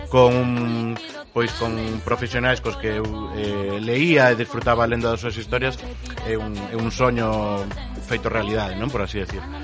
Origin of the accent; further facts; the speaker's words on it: Ponteareas, Galicia, Spain; o veño